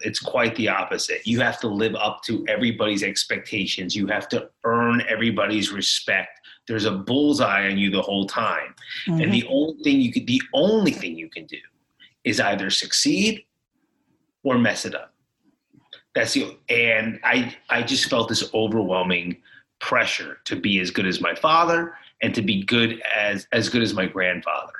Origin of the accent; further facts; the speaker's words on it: South Florida, United States; also born or lived in New Jersey; we moved from New Jersey to South Florida, to sunny South Florida